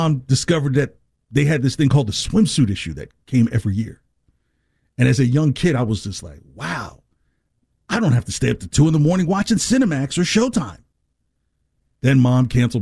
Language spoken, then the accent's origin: English; New Jersey, United States; moved away; growing up in New Jersey